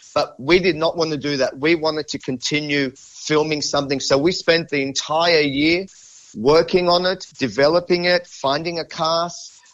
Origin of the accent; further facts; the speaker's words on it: Sydney, New South Wales, Australia; I'm born and bred in Sydney. I've lived here my entire life.